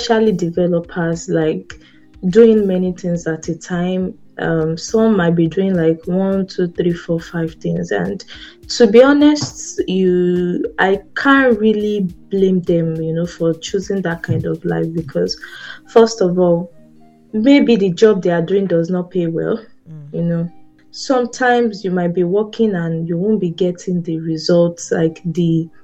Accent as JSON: {"language": "English", "country": "Nigeria", "said": "as a Nigerian"}